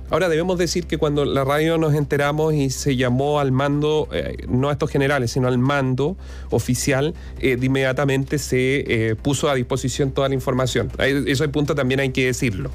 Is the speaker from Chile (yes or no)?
yes; Chile; los chilenos en general